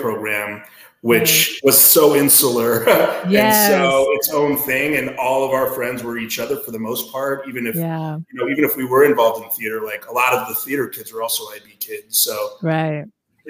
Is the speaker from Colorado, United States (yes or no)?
yes; Denver, Colorado, United States; now in Midwest, United States; growing up in Denver